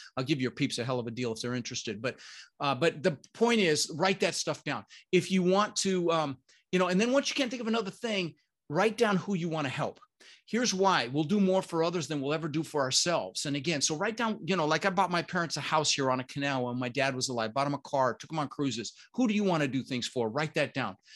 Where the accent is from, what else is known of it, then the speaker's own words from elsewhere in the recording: Denver, Colorado, United States; also born or lived in Netherlands; I immigrated to this country when I was six years old with my brother Albert, my mother's Vancha. I was born in the Netherlands, Holland, you know, wooden shoes and windmills. And, um, we ended up in Denver, Colorado